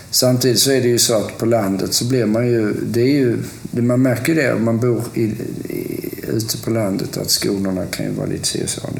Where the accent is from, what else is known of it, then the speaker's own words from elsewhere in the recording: Lund, Skåne, Sweden; also born or lived in Stockholm / Gothenburg; jag är ju uppvuxen i, i Lund, eller Lund-Malmö-regionen. Och sen så flyttade jag Eh, till Stockholm och sen flyttade jag från Stockholm till Göteborg.